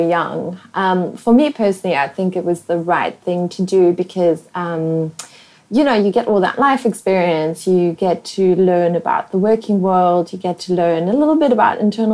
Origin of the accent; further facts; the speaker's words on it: South Africa; accent: pavement special; first language German; English is a second language; moved away as an adult; also born or lived in Namibia / London, United Kingdom; now in Singapore; I was living in South Africa all the way, and Namibia sort of both, till the age of 21